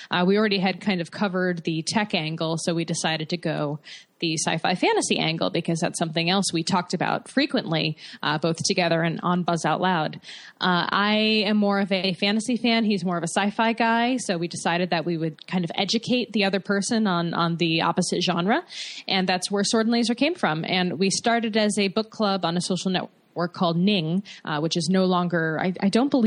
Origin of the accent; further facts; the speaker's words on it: West Hartford, Connecticut, United States; Oh, right on. I'm from West Hartford.